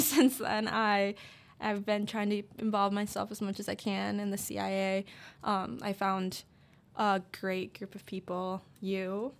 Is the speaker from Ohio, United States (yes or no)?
no; West Liberty, Iowa, United States; I am from West Liberty, Iowa.